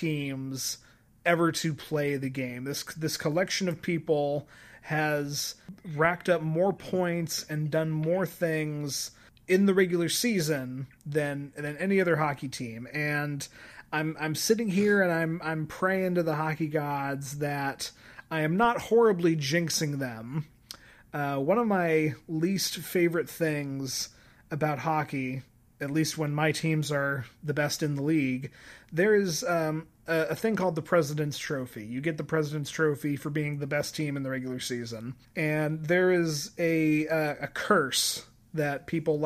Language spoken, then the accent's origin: English; Colorado, United States; I grew up in Colorado.